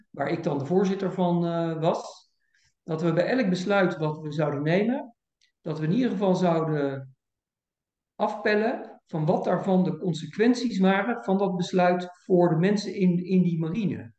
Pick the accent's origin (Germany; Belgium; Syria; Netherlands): Netherlands; Voorburg, South Holland; also born or lived in Kampen; Ik ben in 1962 eh, geboren in eh, Kampen, maar ik ben opgegroeid in Voorburg bij, bij Den Haag